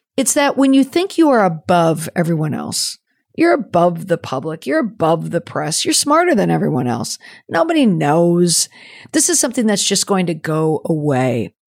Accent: United States; also born or lived in New England; as an American hockey mom

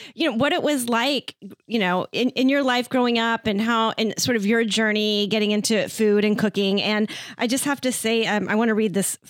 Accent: Texas, United States; we're from the South

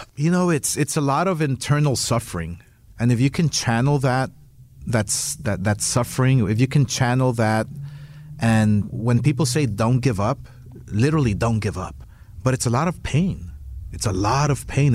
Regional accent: Los Angeles, California, United States; where I came from, where I grew up in East LA, dirt poor, humble with nothing

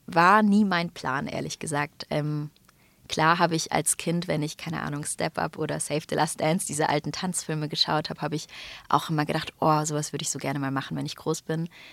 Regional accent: Stuttgart, Baden-Württemberg, Germany; aus meiner Heimat Stuttgart

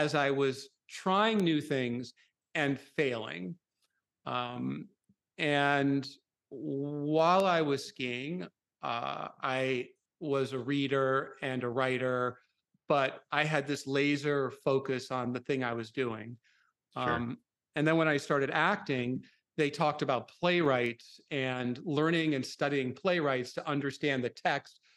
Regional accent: Minnesota, United States; I grew up in Minnesota

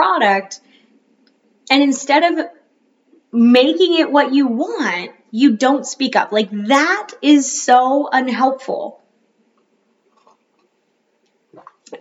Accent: Florida, United States; now in North Carolina, United States; my household growing up in Florida

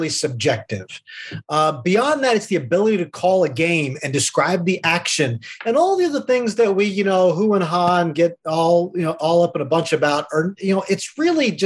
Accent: Middletown, United States; I grew up in Middletown

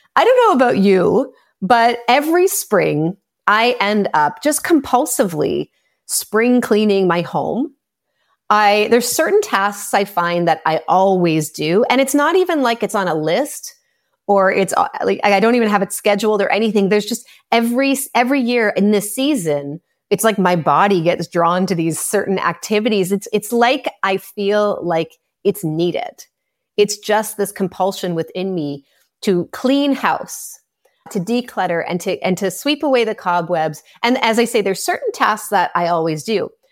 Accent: Canada; I'm Canadian

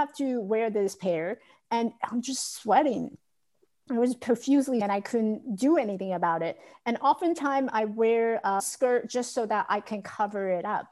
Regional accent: Taiwan; I grew up in Taiwan, so we had a lot of rice field, open field that you can run and chase each other.

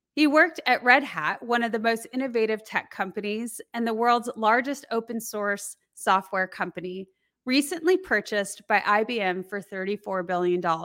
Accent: Colorado, United States; I grew up in Colorado

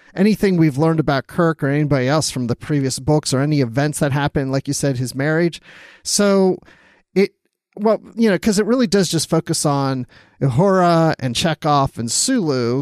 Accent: Maryland, United States; I grew up in Maryland

